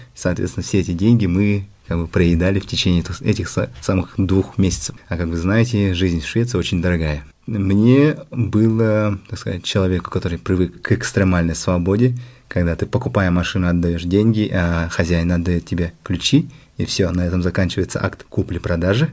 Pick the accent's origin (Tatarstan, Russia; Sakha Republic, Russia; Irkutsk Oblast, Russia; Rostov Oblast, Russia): Sakha Republic, Russia; Amga; moved away as an adult; also born or lived in Yakutsk / Moscow; now in Sweden; Я родом из Амги. До 10 класса прожил в Амге, после чего я переехал в Якутск